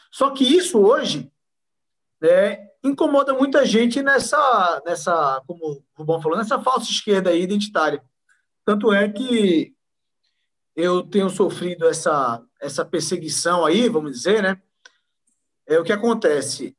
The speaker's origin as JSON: {"language": "Portuguese", "region": "Pernambuco", "country": "Brazil", "said": "eu sou pernambucano"}